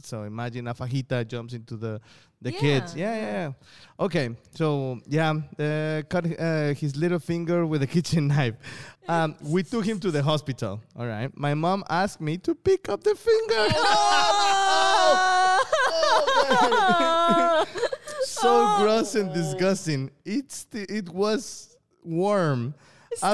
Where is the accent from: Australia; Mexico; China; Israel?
China; South China; So, I'm from South China. Okay, so I got many cousins and brothers and sisters.